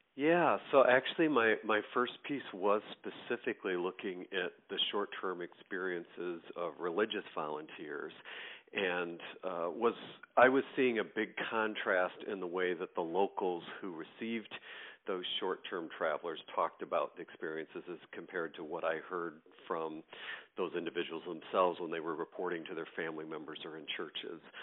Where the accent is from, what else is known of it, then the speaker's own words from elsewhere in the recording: greater New York area, United States; moved away as an adult; now in Michigan, United States; I'm originally from the East Coast, um, New York, greater New York area, and currently live in the state of Michigan